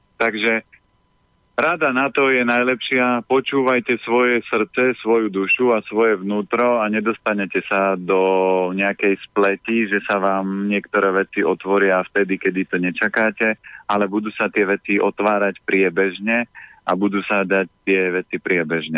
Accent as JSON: {"language": "Slovak", "area": "Orava", "region": "Žilina Region", "country": "Slovakia", "said": "ja pochádzam z Oravy"}